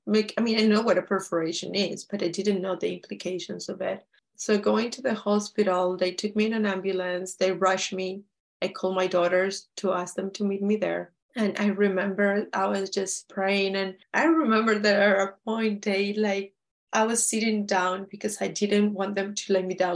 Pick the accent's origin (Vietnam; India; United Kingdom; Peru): Peru; we're from Peru